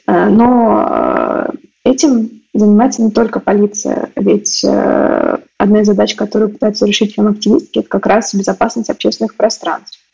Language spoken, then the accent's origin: Russian; Moscow, Russia; Я выросла в Москве, в районе Чертанова